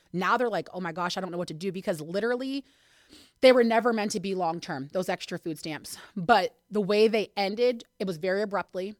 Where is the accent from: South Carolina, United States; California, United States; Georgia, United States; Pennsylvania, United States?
Pennsylvania, United States; Hermitage; also born or lived in Pittsburgh, Pennsylvania; I've been here since I was eight, so I guess I'm from here